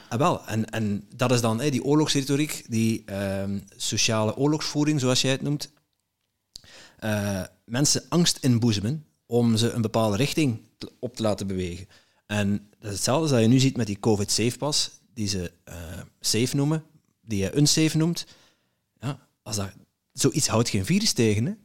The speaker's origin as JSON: {"language": "Dutch", "country": "Netherlands", "moved": "yes", "lives_now": "Belgium", "said": "ik ben zelf een Nederlander"}